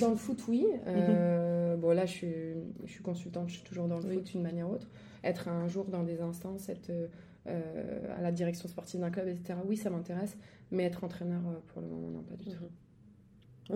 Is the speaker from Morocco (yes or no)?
no; Angers, Pays de la Loire, France; moved away; je suis angevine, donc je suis d'Angers à la base. J'allais au stade avec mon papa Angers voir les matchs